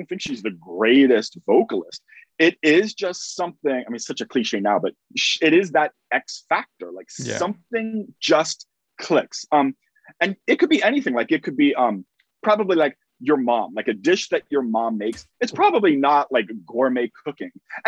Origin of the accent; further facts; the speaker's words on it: United States; I am an American